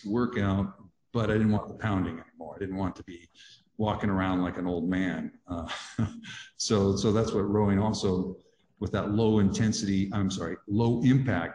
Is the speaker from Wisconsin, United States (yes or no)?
no; Grand Coulee, Washington, United States; the Grand Coulee Dam, which is where I grew up.